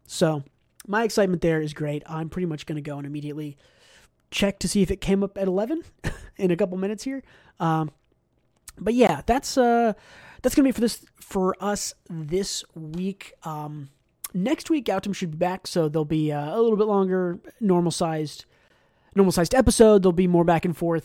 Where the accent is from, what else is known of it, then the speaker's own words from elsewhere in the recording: United States; as an American